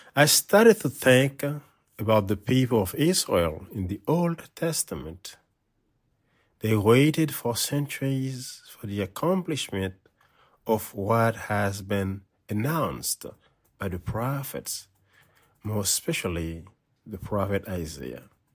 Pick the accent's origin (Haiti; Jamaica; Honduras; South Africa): Haiti; moved away as an adult; now in Boston, United States; I celebrated Mass in my hometown parish